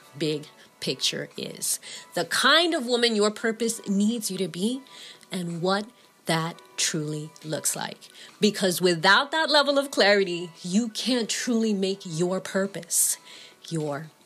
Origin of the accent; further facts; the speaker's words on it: New York City, New York, United States; As a small child growing up in the Bronx